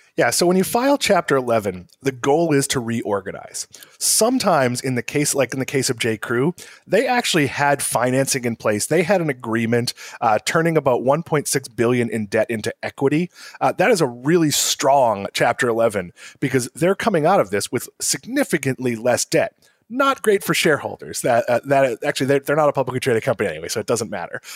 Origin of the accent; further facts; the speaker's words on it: Swampscott, Massachusetts, United States; also born or lived in New York / Connecticut; now in West Palm Beach, United States; I'm from, uh, I always say Boston, but I'm from Swampscott, Massachusetts, uh, so about twenty minutes north